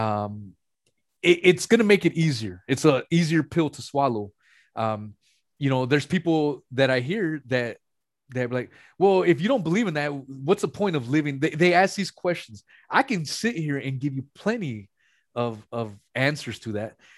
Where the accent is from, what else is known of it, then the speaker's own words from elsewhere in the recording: West Coast, United States; I'm from the West Coast